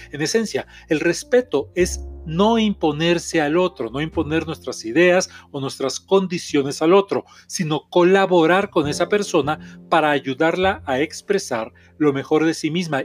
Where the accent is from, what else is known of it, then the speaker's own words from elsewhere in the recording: Mexico; soy terapeuta mexicano